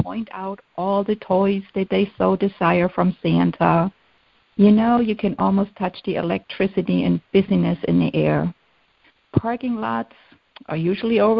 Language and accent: English; Germany; moved away; Growing up in Germany